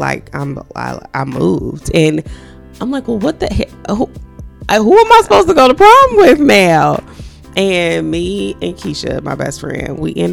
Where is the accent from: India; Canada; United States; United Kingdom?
United States; Gary, Indiana; I'm from Gary. We didn't have any money